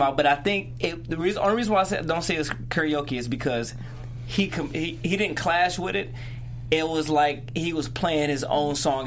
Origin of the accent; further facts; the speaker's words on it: Detroit, Michigan, United States; I am from Detroit, Michigan